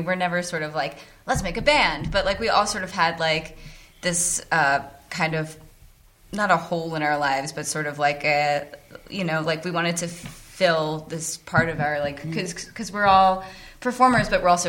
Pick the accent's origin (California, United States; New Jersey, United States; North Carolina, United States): North Carolina, United States; Hickory; I am from Hickory, North Carolina.